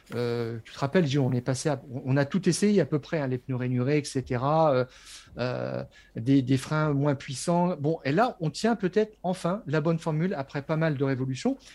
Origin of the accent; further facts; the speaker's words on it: France; je suis Français